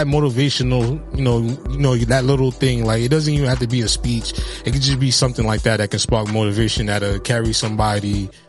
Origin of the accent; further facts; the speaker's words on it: Highbridge, New York, United States; So, you know, like growing up in Highbridge, you know, you have, like you said, you know, you got a lot of prominent artists that come out of Highbridge.